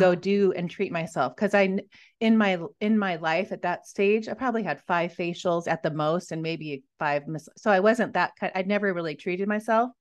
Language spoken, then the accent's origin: English; Washington, United States; moved away as an adult; also born or lived in Montana; I grew up in Washington